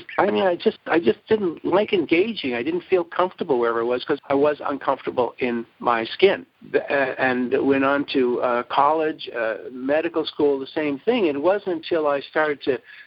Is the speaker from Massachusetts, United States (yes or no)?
yes; Brookline, Massachusetts, United States; I grew up in Brookline, Massachusetts